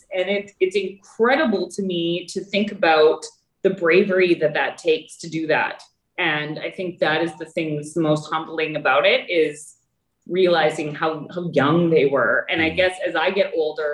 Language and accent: English; Canada; every time I tell someone I'm a Canadian, or I don't actually have to tell someone, they hear it in my French accent